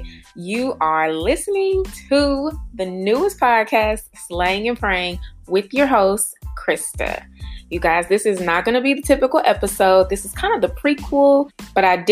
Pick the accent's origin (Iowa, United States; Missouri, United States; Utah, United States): Missouri, United States; St. Louis; now in Cleveland, United States; born and raised in St. Louis